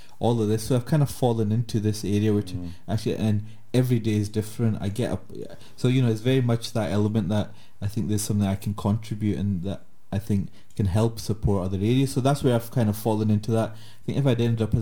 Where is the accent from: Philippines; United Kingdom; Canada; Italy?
United Kingdom; Glasgow, Scotland